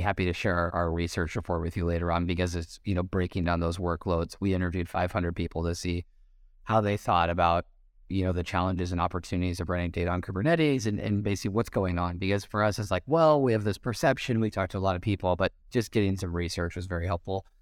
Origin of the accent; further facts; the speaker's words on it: United States; moved away as an adult; an American who's been living outside the U S for a while